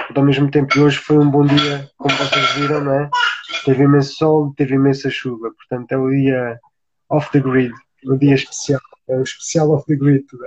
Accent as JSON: {"language": "Portuguese", "town": "Beja", "region": "Alentejo", "country": "Portugal", "tie": "born or raised there", "also_born_or_lived": "Lisbon", "moved": "as an adult", "said": "eu nasci em Beja, sou lentejano, eh, toda a minha família é lentejana"}